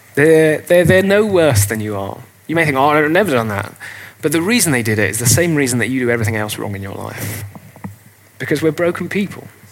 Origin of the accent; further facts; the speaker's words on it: England, United Kingdom; carry on being English